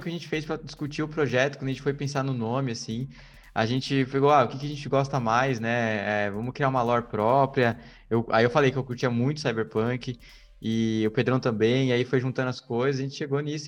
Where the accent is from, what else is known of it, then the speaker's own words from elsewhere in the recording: Brazil; eu sou como um bom brasileiro